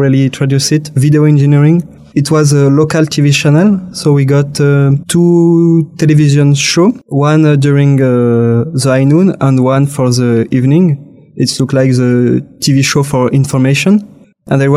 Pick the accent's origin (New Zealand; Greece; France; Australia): France; English is a second language; also born or lived in Grenoble; So I come from France. I live in Grenoble. It's a French city in the southeast side of the France